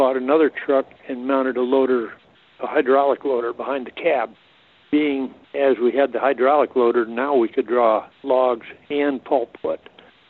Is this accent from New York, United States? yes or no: yes; Thurman, New York, United States; also born or lived in Hadley, New York; I was born in Thurman, grew up there, attended Warrensburg School, and graduated out of there